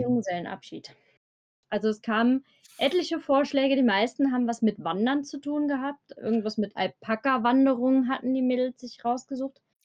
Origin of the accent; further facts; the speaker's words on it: Eifel, Germany; accent: Eifel; wie man an meiner Sprache vielleicht erkennen kann, ich komme aus dem Eifler-Raum